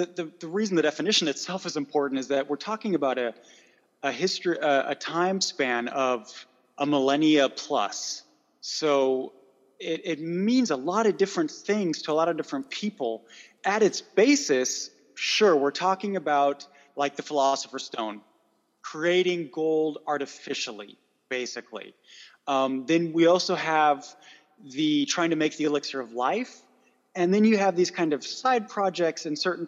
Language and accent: English; United States; accent: American; my horrible American accent